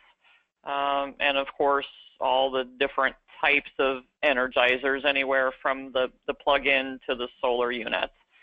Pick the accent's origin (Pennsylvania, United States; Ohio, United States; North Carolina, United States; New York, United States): Ohio, United States; also born or lived in Texas; I grew up in Ohio, and I grew up on a Polled Hereford farm